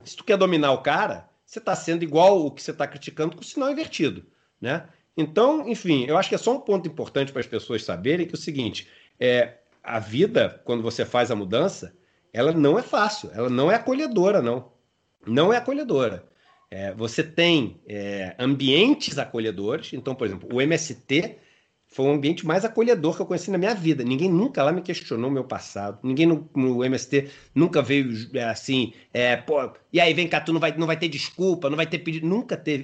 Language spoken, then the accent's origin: Portuguese; Rio de Janeiro, Brazil; Eu sou carioca